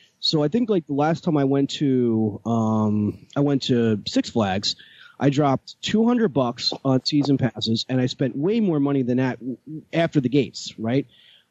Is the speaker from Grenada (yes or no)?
no; Keansburg, New Jersey, United States; also born or lived in Freehold, New Jersey; my hometown is Kingsburg. Born and raised